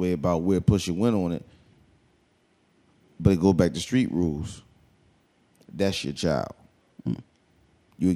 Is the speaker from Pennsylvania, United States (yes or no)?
yes; Philadelphia, Pennsylvania, United States; I'm from Philly